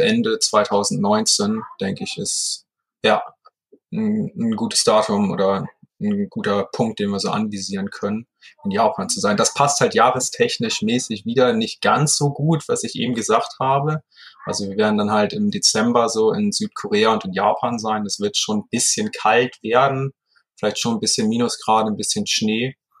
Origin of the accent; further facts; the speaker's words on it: Heide, Schleswig-Holstein, Germany; also born or lived in Hamburg; in meiner Geburtsstadt, in Heide, in Schleswig-Holstein